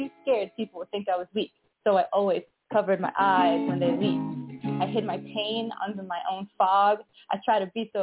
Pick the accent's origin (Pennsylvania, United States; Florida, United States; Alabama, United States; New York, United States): New York, United States; New York City; I'm from New York City, Brooklyn